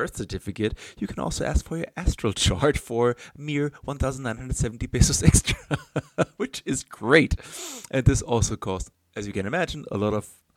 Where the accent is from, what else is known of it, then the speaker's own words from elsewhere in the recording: Germany; now in Chile; in my home country